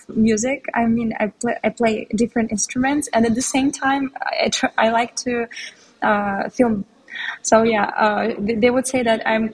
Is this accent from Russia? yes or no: yes; Russia; first language Tatar and Russian; English is a second language; now in Istanbul, Turkey; I was born in Russia, and in Russia we have a lot of ethnic minorities